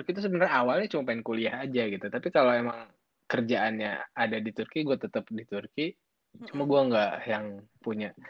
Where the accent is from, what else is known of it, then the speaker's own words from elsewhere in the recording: Garut, West Java, Indonesia; SMP pun kan udah nggak di Garut. Gue orang Garut.